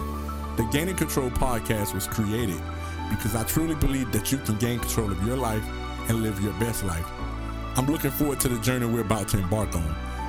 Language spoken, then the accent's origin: English; Miami, Florida, United States; And so for myself, I'm from Miami, Florida.